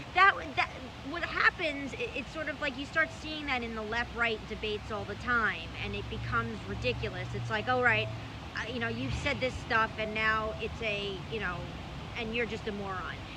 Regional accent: New York City, New York, United States; When I was growing up in Brooklyn

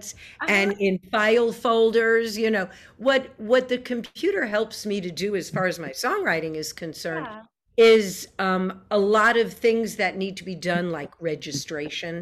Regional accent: New York, United States; I grew up in New York

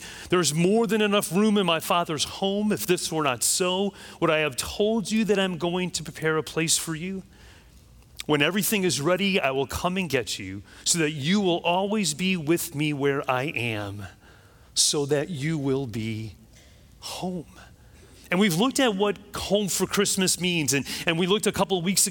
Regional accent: Chicago, Illinois, United States; now in Florida, United States; I grew up in Chicago

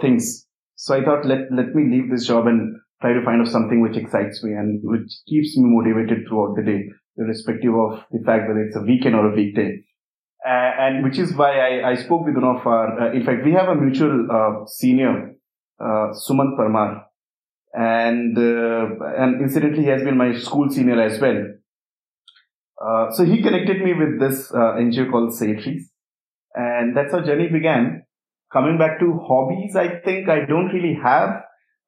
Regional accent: Uttar Pradesh, India; I come from a small village in Uttar Pradesh in India. And I started staying away from my family since I was in standard 5

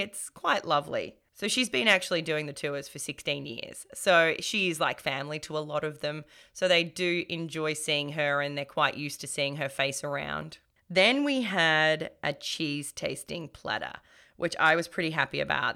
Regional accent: Melbourne, Victoria, Australia; born and raised in Melbourne

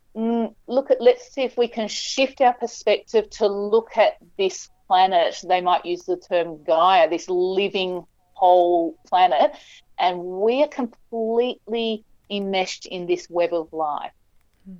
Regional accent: Western Australia, Australia; I grew up in Western Australia

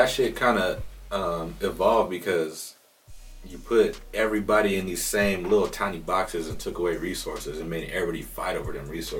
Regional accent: San Diego, California, United States; I grew up in Lincoln Park, San Diego. It's a lot of colored folks out there. A lot of Mexicans, a lot of Filipinos, dark-skinned Asians is what I like to call them, and black folks.

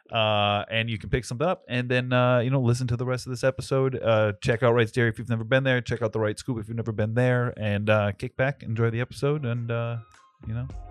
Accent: North Smithfield, Rhode Island, United States; I'm from North Smithfield and this is in North Smithfield

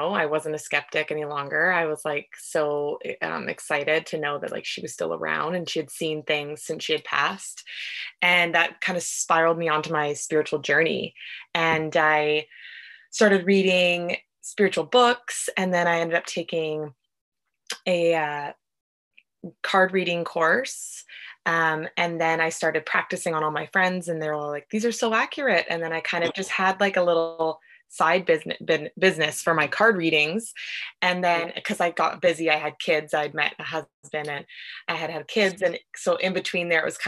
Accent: Vancouver, British Columbia, Canada; I'm from Vancouver, BC.

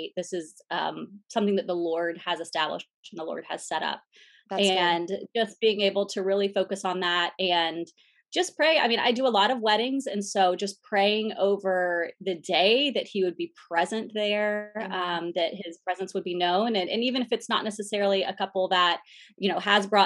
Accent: Central Florida, United States; I moved back to my hometown in Central Florida

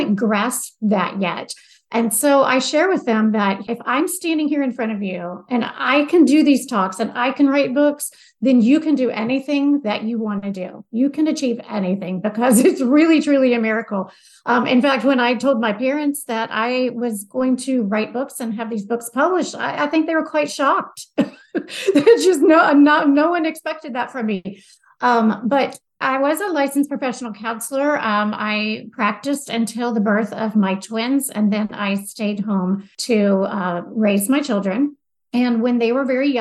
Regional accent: the South, United States; I am from the South

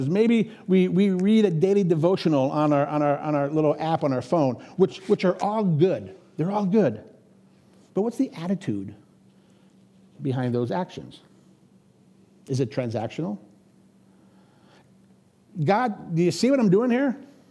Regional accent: Erie, Pennsylvania, United States; moved away as an adult; now in Minnesota, United States; I grew up in Pennsylvania on Lake Erie

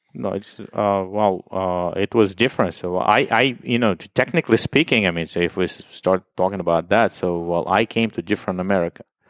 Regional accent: Dnipro, Dnipropetrovsk Oblast, Ukraine; English is a second language; moved away; my hometown is Dnipro. It used to be Dnipropetrovsk.

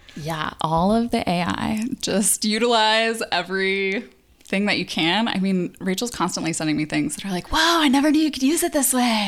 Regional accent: Phoenix, Arizona, United States; now in Los Angeles, United States; from Phoenix, Arizona

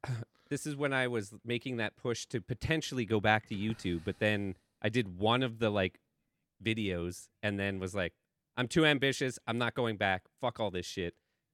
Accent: Canada; That's how you can tell I'm Canadian, by the way.

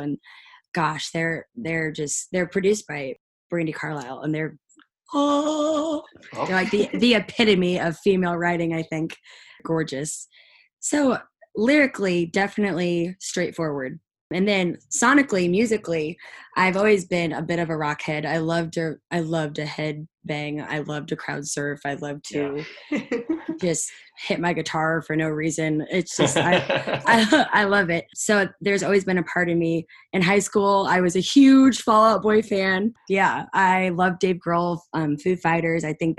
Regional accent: Nashville, Tennessee, United States; I came here a kid. I really did. Very rose-colored glasses, very everything's going to be fine. And I grew up in Nashville.

